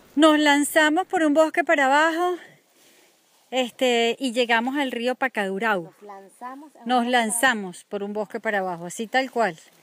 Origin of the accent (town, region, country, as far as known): Venezuela